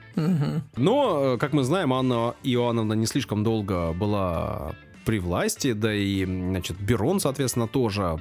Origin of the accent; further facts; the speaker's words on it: Saint Petersburg, Russia; я не иностранец, я родился в Санкт-Петербурге, на Васильском острове